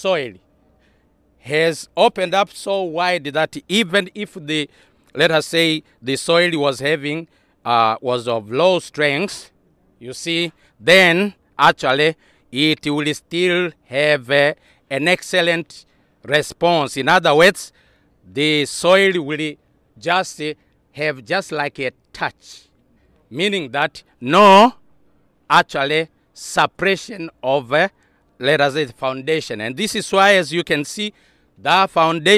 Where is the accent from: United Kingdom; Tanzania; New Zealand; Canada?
Tanzania; moved away as an adult; also born or lived in Europe; now in Nigeria; I come from Tanzania